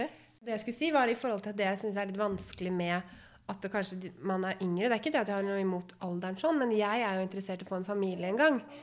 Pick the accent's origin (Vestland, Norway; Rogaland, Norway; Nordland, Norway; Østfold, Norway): Østfold, Norway; Råde; also born or lived in Fredrikstad; jeg er fra Saltnes, og Saltnes grenser til Fredrikstad. Så jeg gikk på ungdomsskolen i Råde